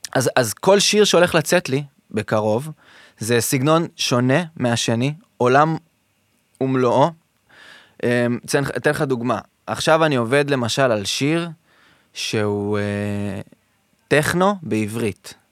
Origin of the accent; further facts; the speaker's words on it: Modiin, Central District, Israel; also born or lived in Tel Aviv; אני מאוהב בעיר הזאת מסיבה שגדלתי בה